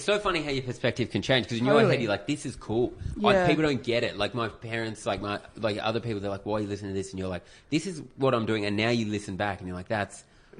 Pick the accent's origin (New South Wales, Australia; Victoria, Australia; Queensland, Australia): New South Wales, Australia; South Coast of; I was south coast of New South Wales.